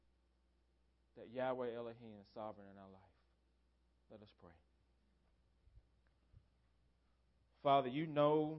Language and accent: English; United States; as American Christians